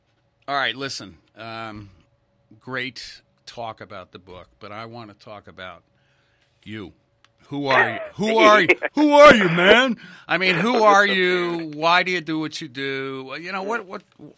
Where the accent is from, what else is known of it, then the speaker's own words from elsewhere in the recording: New England, United States; I grew up in New England. I grew up in a 250-year-old home